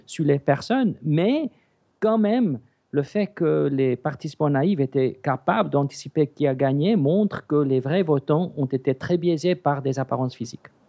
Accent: South Africa; French is a second language; now in Switzerland; j'ai grandi en Afrique du Sud. Mes parents sont grecs et le upgrade, c'est suisse

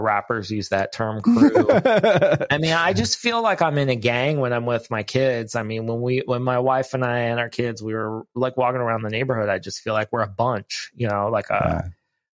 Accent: Ohio, United States; moved away; I grew up in Ohio, so I'm far from home

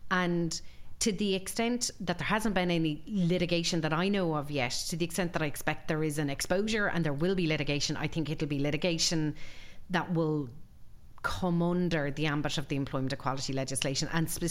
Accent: Galway, Connacht, Ireland; from Galway. That's an even smaller

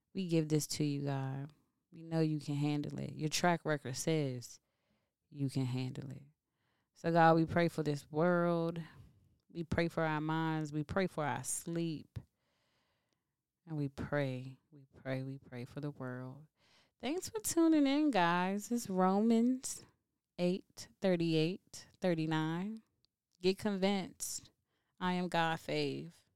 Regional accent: Washington, District of Columbia, United States; I'm from DC. I'm from the South Side.

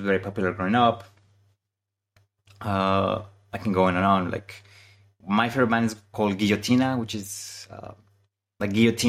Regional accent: Mexico City, Mexico; English is a second language; now in New York, United States; I was born and raised in Mexico City, which is another concrete jungle, just like New York.

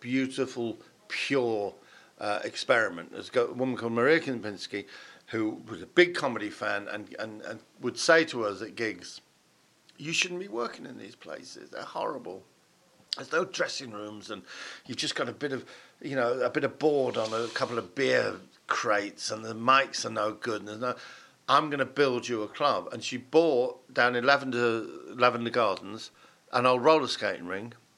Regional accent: Chester, North West England, United Kingdom; also born or lived in Huntington / Farndon; now in London, United Kingdom; I was born in Huntington, grew up in Farndon, just out of Chester, and then we moved back into the city of Chester when I was about 8

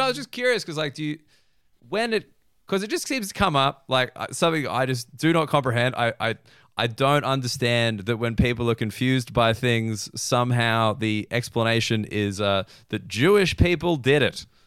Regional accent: Australia; as an Australian

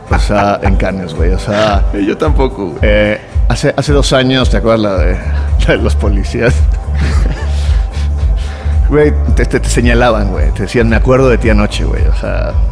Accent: Venezuela; also born or lived in Mexico / Los Angeles; soy de Venezuela, pero te bajaba en México, yo he vivido en Los Ángeles.

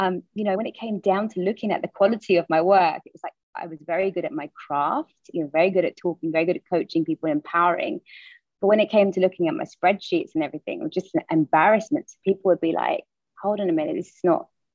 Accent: London, United Kingdom; I was born and raised in the East End of London

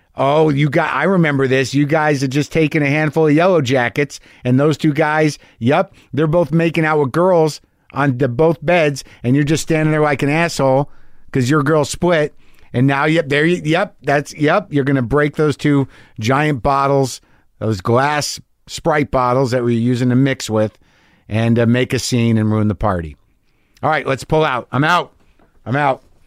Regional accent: Albuquerque, New Mexico, United States; moved away; my hometown, Albuquerque, New Mexico

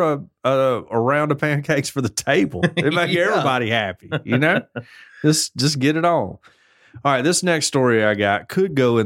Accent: United States; I'm American

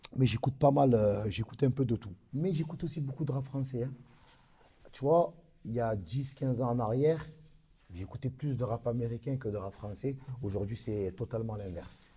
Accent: Marseille, Provence-Alpes-Côte d'Azur, France; comme on dit chez nous à Marseille

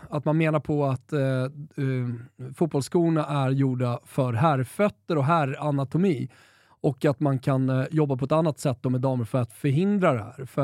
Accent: Sweden; Galna W som man har lite problem som svensk att uttala

